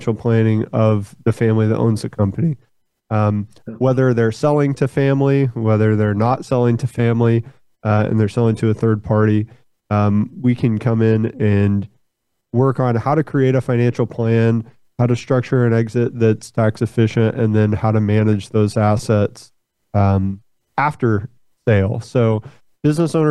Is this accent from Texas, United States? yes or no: yes; Fort Worth, Texas, United States; I'm from Fort Worth, born and raised in Fort Worth. That's where I'm sitting right now.